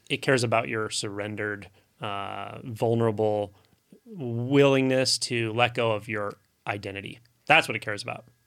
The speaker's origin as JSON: {"language": "English", "country": "United States", "tie": "born or raised there", "said": "I grew up here in the United States"}